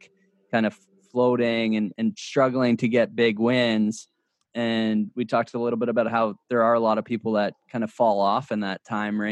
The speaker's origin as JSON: {"language": "English", "country": "Canada", "tie": "born or raised there", "said": "we grew up on the Canadian circuit together"}